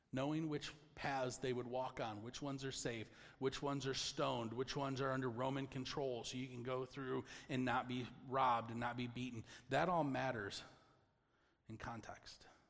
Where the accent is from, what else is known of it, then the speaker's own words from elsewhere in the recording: Michigan, United States; we're from Michigan